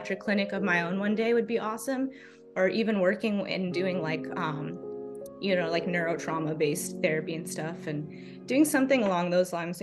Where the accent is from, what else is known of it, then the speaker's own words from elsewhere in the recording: Los Angeles, California, United States; moved away as an adult; now in Maine, United States; I'm originally from Los Angeles, California